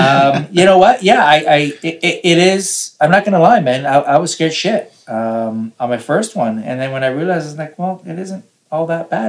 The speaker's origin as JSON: {"language": "English", "town": "Toronto", "region": "Ontario", "country": "Canada", "said": "we're from Toronto, my wife"}